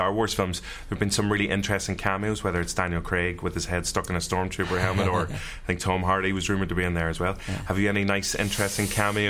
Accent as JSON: {"language": "English", "country": "Ireland", "said": "As an Irishman"}